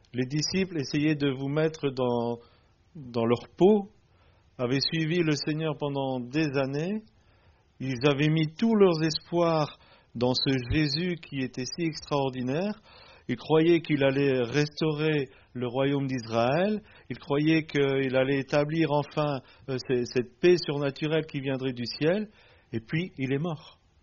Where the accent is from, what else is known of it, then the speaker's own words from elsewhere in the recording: Belgium; Nous venons de Belgique, mais nous sommes un couple franco-belge.